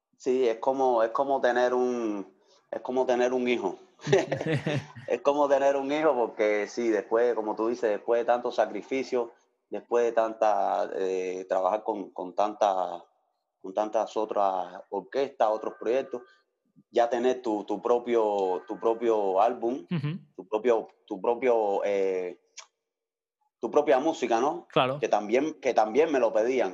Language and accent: Spanish; Havana, Cuba; moved away as an adult; now in Switzerland; en una orquesta allá en La Habana, Cuba, de donde soy